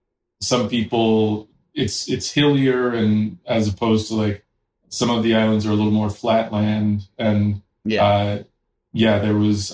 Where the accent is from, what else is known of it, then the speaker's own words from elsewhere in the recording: New York City, New York, United States; born there; I was born in New York City.